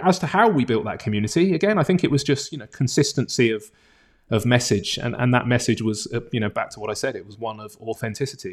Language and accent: English; Bournemouth, South West England, United Kingdom; also born or lived in London; I'm from a tourism town, Bournemouth, on the south coast of England